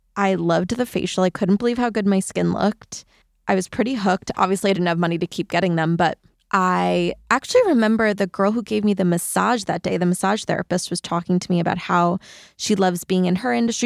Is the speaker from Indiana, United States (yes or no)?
no; between Queens and Long Island, New York, United States; I grew up in New York between Queens and Long Island